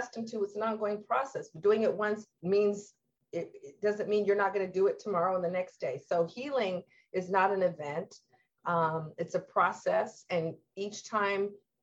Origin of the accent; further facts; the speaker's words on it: Lacey, Washington, United States; growing up in Lacey, we had an older house